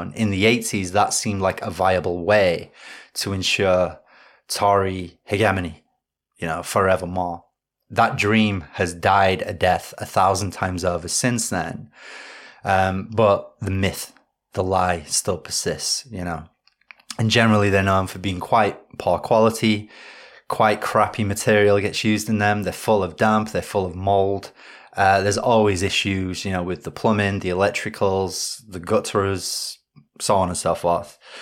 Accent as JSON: {"language": "English", "region": "Yorkshire and the Humber", "country": "United Kingdom", "said": "I'm from Yorkshire"}